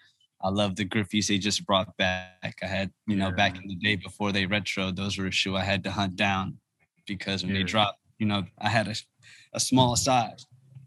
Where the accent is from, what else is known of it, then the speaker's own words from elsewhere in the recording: United States; also born or lived in Harlem, New York / Prince George's County, Maryland / Ethiopia; growing up in Harlem and DC and the DMV area, PG County